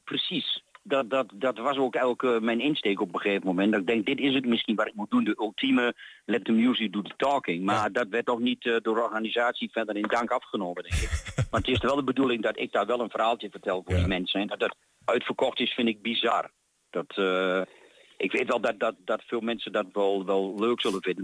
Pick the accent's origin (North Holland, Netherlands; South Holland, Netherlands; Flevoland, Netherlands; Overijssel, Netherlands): Overijssel, Netherlands; Diepenheim; vanaf mijn jeugd in Diepenheim tot nu